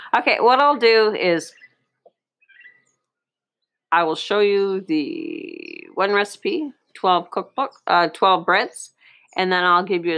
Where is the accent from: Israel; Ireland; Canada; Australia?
Canada; I'm from Canada